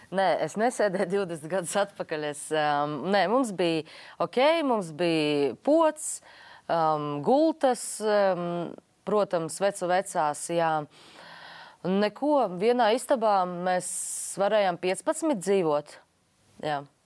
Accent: Latgale, Latvia; es esmu no Latgales.

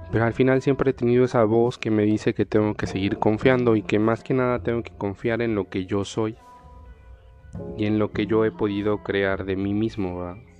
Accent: Puebla, Mexico; now in Delicias, Mexico; Soy de la ciudad de Puebla, en México.

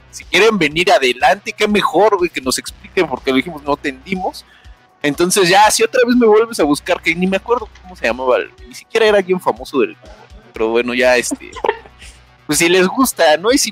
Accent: Monterrey, Nuevo León, Mexico; Yo soy de Monterrey.

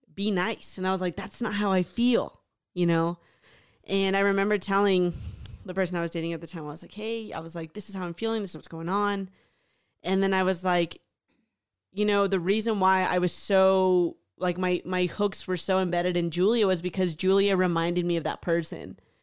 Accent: Houston, Texas, United States; moved away; a really awesome group of friends growing up in Houston.

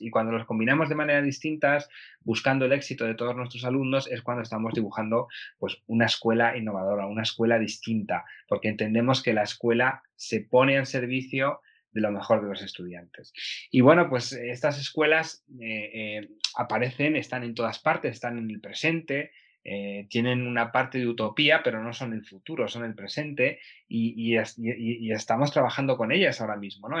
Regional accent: Aranda de Duero, Castile and León, Spain; moved away as an adult; now in Vienna, Austria; vivo en Viena, eh, pero soy de Aranda de Duero, de Burgos

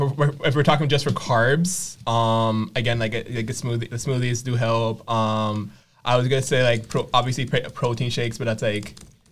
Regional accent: Jamaica; I'm Jamaican.

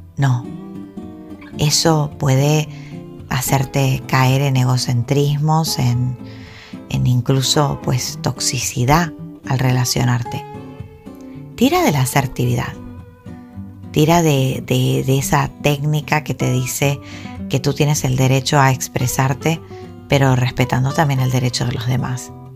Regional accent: Argentina; now in Gran Canaria, Spain; yo soy argentina. Entonces, bueno, el haber nacido en Argentina me ha dotado de una serie de, cultura

